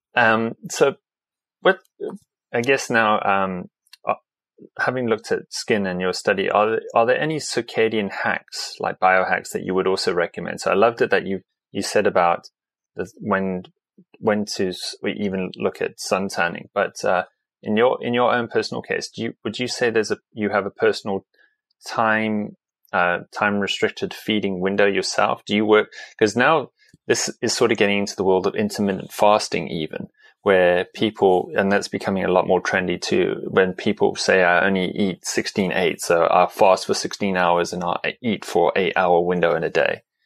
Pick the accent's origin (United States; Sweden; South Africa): South Africa; I come from South Africa, so a very sunny environment